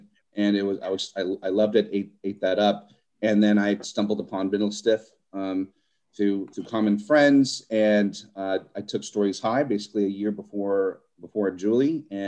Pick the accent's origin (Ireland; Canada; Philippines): Philippines; I'm Filipino, sorry.